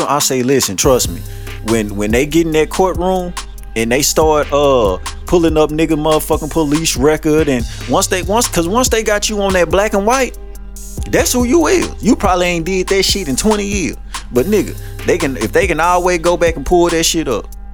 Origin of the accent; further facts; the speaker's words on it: Shreveport, Louisiana, United States; I grew up all over Shreveport